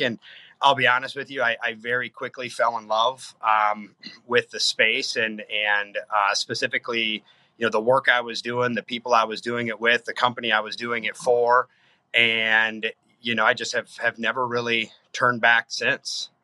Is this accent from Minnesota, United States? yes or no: yes; Faribault, Minnesota, United States; my hometown of Faribault, Minnesota